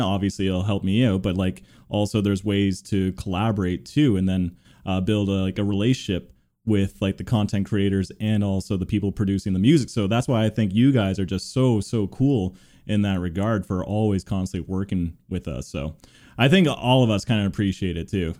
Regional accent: Toronto, Ontario, Canada; I'm from Toronto too

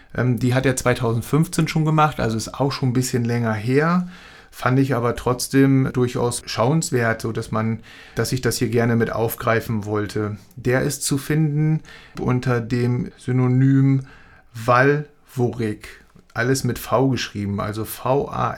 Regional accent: Hamburg, Germany; ich als Hamburger

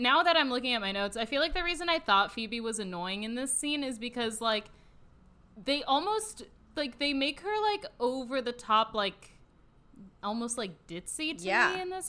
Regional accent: Orange County, California, United States; I am from Orange County.

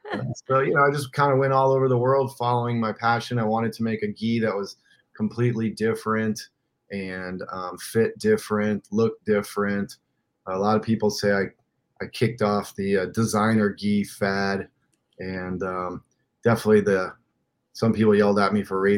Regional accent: Iran; also born or lived in Middle East; I grew up in the Middle East, in Iran, and traveled the Middle East.

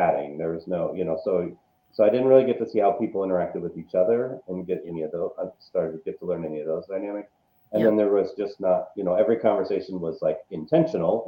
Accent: Seattle, Washington, United States; also born or lived in Los Angeles / Las Vegas; now in Madison, United States; I'm originally from Seattle, Washington, spent some time in Los Angeles, Washington, D.C., Las Vegas, and now Wisconsin

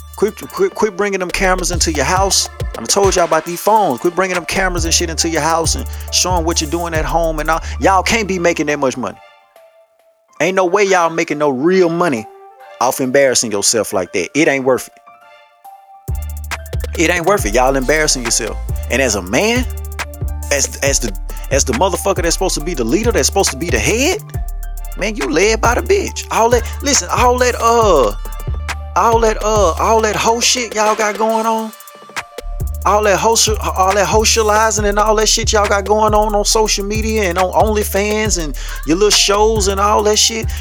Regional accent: Louisiana, United States; I'm from Louisiana.

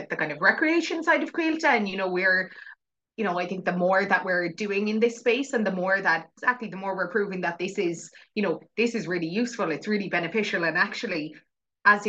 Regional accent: West Cork, Munster, Ireland; also born or lived in England; I grew up in West Cork. Like I'm at the very, very bottom tip of the most southwesterly corner

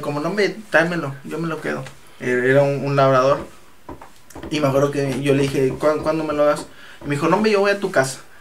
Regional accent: Reynosa, Tamaulipas, Mexico; nosotros somos de Reynosa y aquí en Reynosa Ah, llega a hacer mucho calor

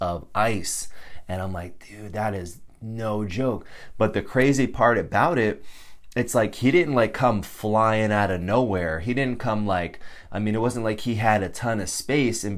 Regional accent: Connecticut, United States; moved away as an adult; I grew up in Connecticut

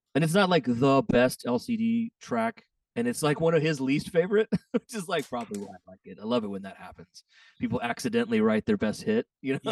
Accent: Texas, United States; I'm from Texas

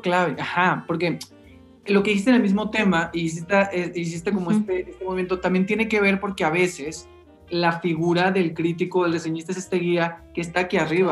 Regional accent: Mexicali, Baja California, Mexico; moved away as an adult; now in Mexico City, Mexico; yo soy de Mexicali y llegué a la Ciudad de México en el, 2000

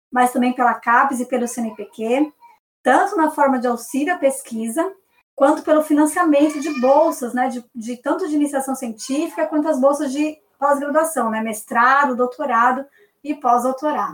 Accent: Brazil; a gente é brasileiro

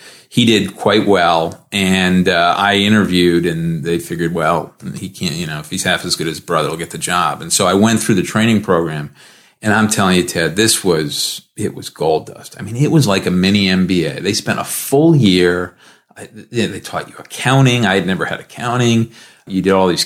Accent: Rhode Island, United States; moved away; I grew up in Rhode Island, a small town kid

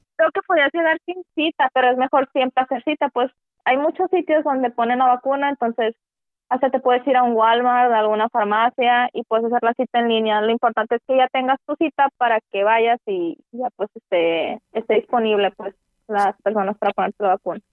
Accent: Mexico; éramos como 34 mexicanos

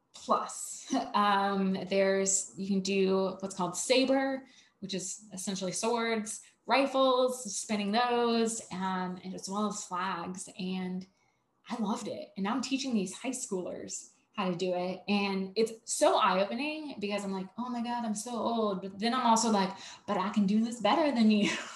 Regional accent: Savannah, Georgia, United States; I'm from Savannah

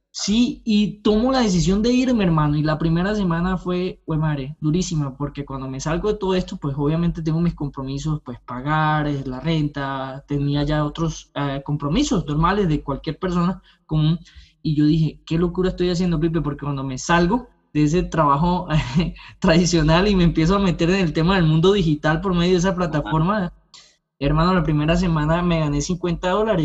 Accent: Colombia; moved away as an adult; now in Canada; soy colombiano, eh, estudié derecho, soy abogado en, Colombia, pero hace dos años llegué a este lindo país, a Canadá

